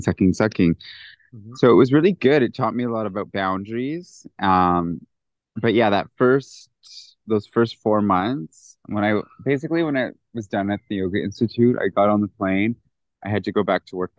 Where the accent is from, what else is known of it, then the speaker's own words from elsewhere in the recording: Canada; moved away as an adult; now in India; coming as a Canadian